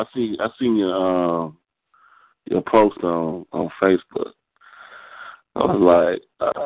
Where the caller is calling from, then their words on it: Savannah, Georgia, United States; also born or lived in Atlanta, Georgia; I'm calling from Savannah, Georgia.